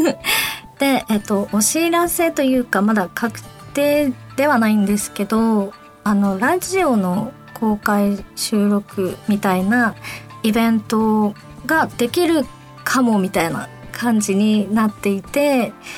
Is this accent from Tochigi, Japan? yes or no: no; Fukuoka, Japan; accent: Fukuoka-ben / Hakata-ben; 私が福岡弁で話していくコーナーです。で、えっと、私、えっと、タメ口じゃないと出ないので、博多弁、福岡弁が